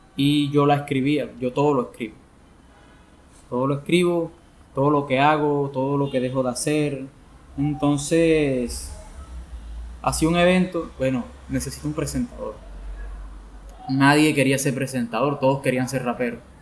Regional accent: Sincelejo, Sucre, Colombia; soy de Cincelejo

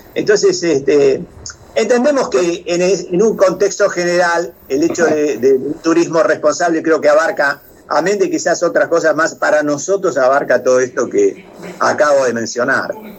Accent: La Pampa, Argentina; also born or lived in France; los asados que comemos acá en La Pampa

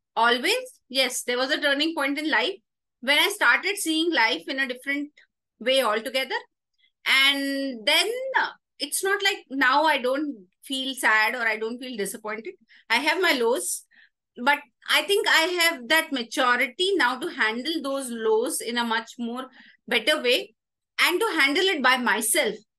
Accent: Indore, Madhya Pradesh, India; moved away as an adult; also born or lived in Delhi; now in Bangalore, India; I was born in Delhi at my granny's place, uh, being a native of Delhi, a core Delhiite at heart. Uh, now turned little bit of Bangalorean, but yes, Delhi flows in the DNA. Uh, followed by my schooling in Indore, Madhya Pradesh. Till 12th standard, I was in Indore, Madhya Pradesh.

